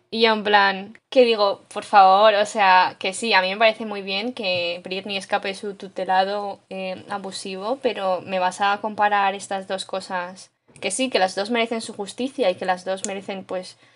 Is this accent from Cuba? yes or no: no; Canada; somos, porque yo soy canadiense.